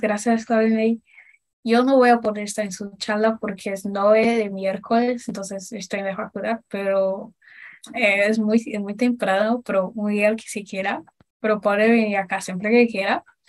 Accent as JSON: {"language": "Spanish", "country": "Brazil", "tie": "born or raised there", "second_language": "Spanish", "said": "yo me considero brasileña porque pertenezco a Brasil, nací acá."}